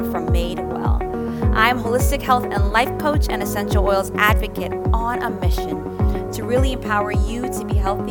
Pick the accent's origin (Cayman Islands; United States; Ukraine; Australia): Cayman Islands; we're both from the Cayman Islands